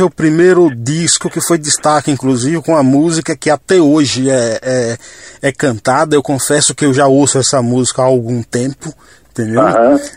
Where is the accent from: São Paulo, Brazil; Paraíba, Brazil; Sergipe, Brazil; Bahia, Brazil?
São Paulo, Brazil; Nasci em São Paulo. Você é paulista, paulistano? Paulistano.